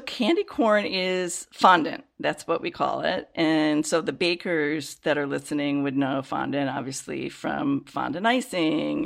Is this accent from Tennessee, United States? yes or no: no; Chicago, Illinois, United States; I grew up in the Chicago area